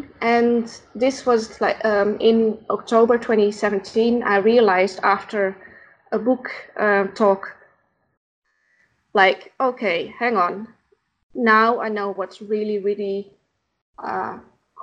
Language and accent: English; Netherlands; first language Dutch; English is a second language; moved away as an adult; now in Brussels, Belgium; I'm not a native English speaker. So if sometimes I'm looking for words, that's probably because my native language is Dutch, because I'm from the Netherlands originally.